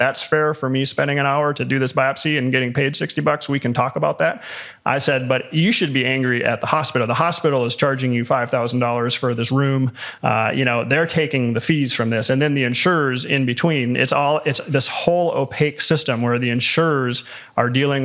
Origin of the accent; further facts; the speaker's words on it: United States; also born or lived in Colorado Springs, Colorado; as an American